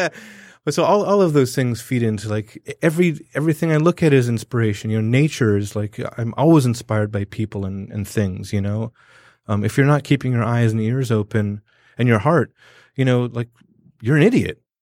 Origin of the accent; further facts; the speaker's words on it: Southern California, United States; now in Detroit, United States; growing up in Southern California